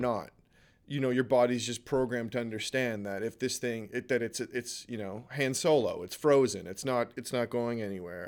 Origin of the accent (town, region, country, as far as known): Canada